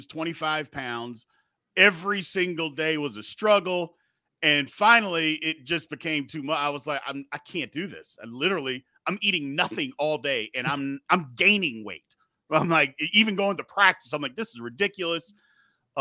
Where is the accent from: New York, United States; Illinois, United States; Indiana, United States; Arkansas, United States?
Indiana, United States; Jeffersonville; also born or lived in Louisville, Kentucky; I was born in Louisville, but I was raised, went to high school, elementary, middle school, high school in Jeffersonville, Indiana